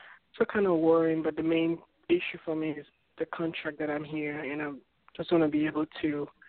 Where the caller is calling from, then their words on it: Florida, United States; I'm coming from Florida.